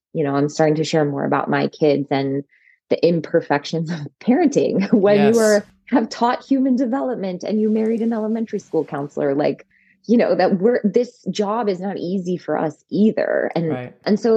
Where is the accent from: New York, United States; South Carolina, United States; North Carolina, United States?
North Carolina, United States; rural; also born or lived in Chapel Hill, North Carolina / Atlanta, Georgia; now in West Virginia, United States; I grew up in rural North Carolina, but went to high school in Chapel Hill